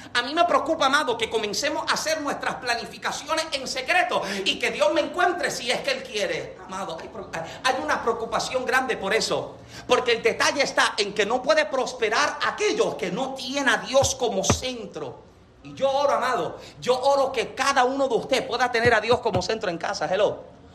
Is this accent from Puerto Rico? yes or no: yes; Yauco, Puerto Rico; yo nací en Yauco, Puerto Rico